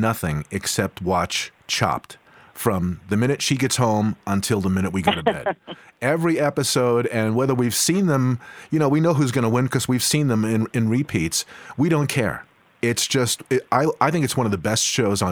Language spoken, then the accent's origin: English; Long Island, New York, United States; I grew up on Long Island